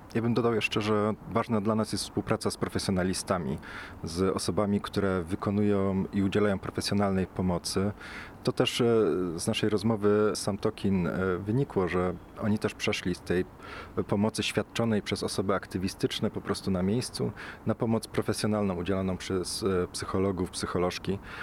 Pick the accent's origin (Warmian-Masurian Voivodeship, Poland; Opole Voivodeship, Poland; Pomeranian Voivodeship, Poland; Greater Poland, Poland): Greater Poland, Poland; Poznań; Ja akurat pochodzę z Poznania